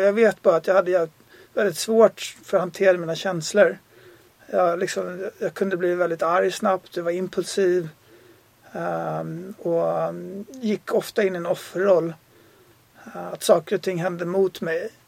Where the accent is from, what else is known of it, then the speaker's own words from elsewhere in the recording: Sweden; moved away as an adult; jag är också svensk